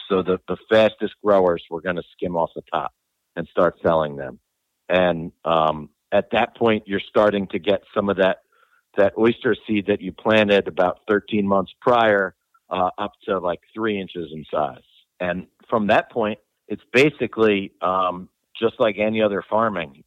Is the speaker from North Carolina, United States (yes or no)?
no; New Jersey, United States; also born or lived in Rhode Island; I came back um, to my home state in new jersey